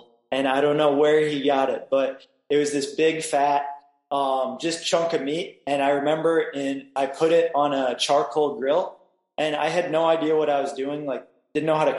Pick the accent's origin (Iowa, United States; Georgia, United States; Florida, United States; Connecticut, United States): Iowa, United States; Cedar Rapids; moved away as an adult; now in Mazatlan, Mexico; I'm from Cedar Rapids